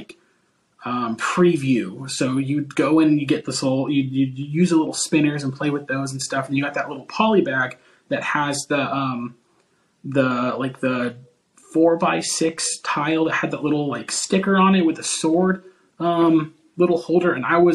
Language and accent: English; Oklahoma, United States; I'm a graphic designer from Oklahoma, United States